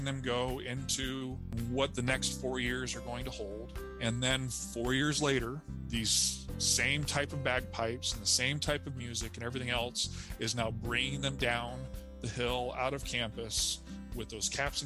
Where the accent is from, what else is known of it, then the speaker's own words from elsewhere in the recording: United States; moved away as an adult; also born or lived in California / Arizona / Southern Indiana; now in Indiana, United States; I grew up in California and Arizona